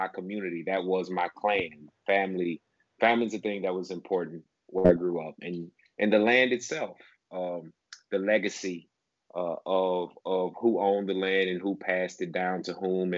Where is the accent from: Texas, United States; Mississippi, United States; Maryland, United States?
Mississippi, United States; Shannon; I grew up in the town of Shannon, which is about maybe 15, 20 minutes south of Tupelo